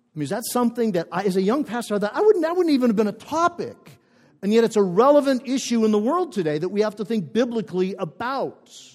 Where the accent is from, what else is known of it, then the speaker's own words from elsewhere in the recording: northern Minnesota, United States; moved away; I grew up in a, in a small town in northern Minnesota, about 50 miles from the Canadian border